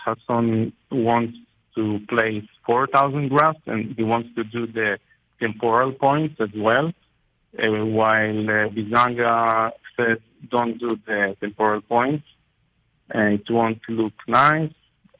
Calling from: Israel; from Israel.

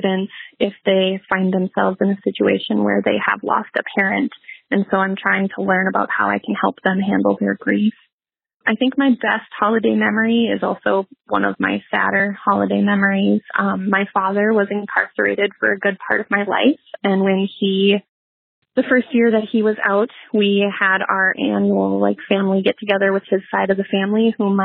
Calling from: Sauk Rapids, Minnesota, United States; I am calling from Sauk Rapids, Minnesota

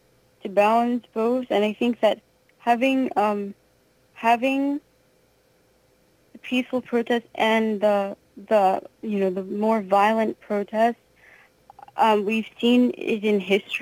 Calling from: Pennsylvania, United States; Yeah. Yep, Pennsylvania.

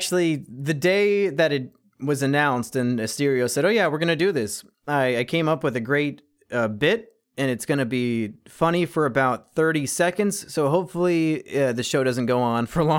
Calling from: Raleigh, North Carolina, United States; Raleigh, North Carolina.

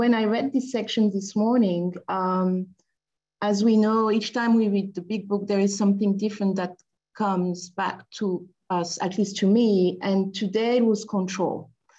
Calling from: Paris, Île-de-France, France; I'm dialing from Paris.

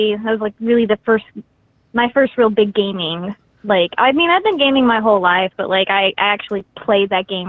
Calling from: Shreveport, Louisiana, United States; Shreveport, Louisiana.

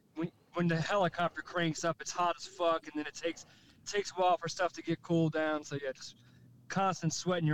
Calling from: New Orleans, Louisiana, United States; I'm calling from New Orleans.

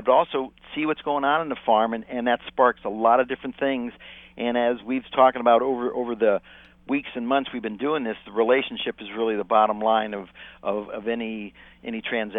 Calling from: Goleta, California, United States; Well, right now I'm down in Central California, just north, just outside of Santa Barbara, a little town called Goleta.

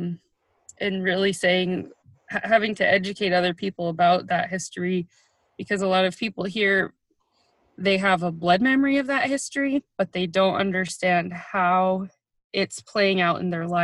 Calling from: Dillingham, Alaska, United States; I'm calling from Dillingham, Alaska

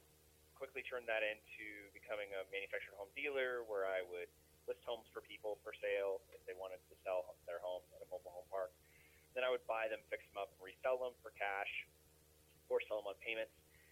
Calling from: Rocky Mountain, Colorado, United States; I am calling from Rocky Mountain, Colorado.

